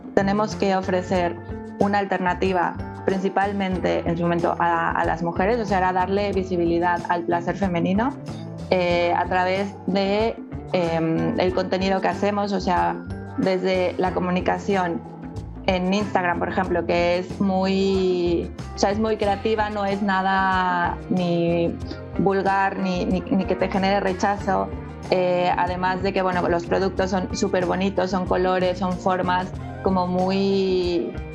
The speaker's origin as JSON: {"language": "Spanish", "country": "Mexico", "also_born_or_lived": "Mexico City", "moved": "as an adult", "lives_now": "Barcelona, Spain", "said": "también soy mexicana"}